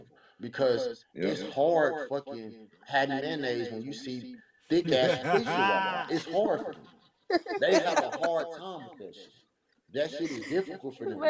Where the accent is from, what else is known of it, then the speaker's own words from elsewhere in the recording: Pine Bluff, Arkansas, United States; I come from a crack pandemic lifestyle where I'm from Pine Bluff, Arkansas.